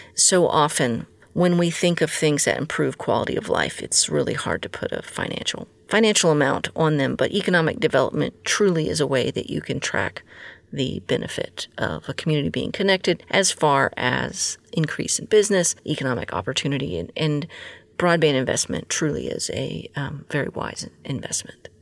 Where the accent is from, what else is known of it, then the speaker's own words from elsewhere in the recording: Texas, United States; my home state of Texas